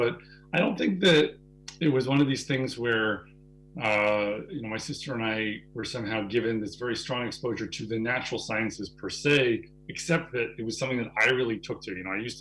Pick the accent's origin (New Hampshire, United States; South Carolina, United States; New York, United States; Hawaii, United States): New Hampshire, United States; also born or lived in Boston, Massachusetts; I grew up mostly in New Hampshire.